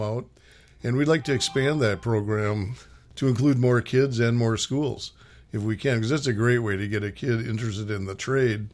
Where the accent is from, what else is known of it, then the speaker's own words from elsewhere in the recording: Minneapolis, Minnesota, United States; moved away as an adult; also born or lived in West Coast; I grew up in Minnesota, played high school hockey